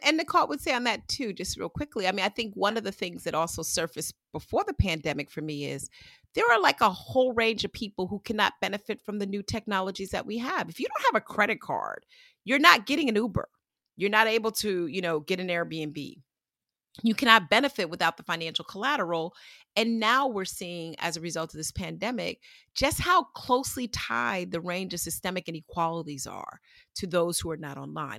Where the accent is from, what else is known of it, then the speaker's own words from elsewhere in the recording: New York, United States; I grew up in New York